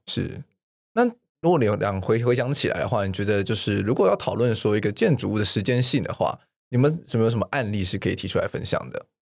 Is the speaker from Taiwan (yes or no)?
yes; Taiwan; 我们比较知道我们自己所谓的台湾人是谁了